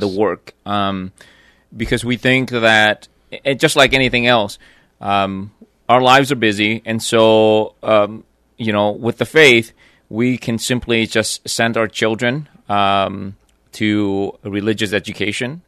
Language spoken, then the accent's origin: English; Vietnam; moved away; growing up in Vietnam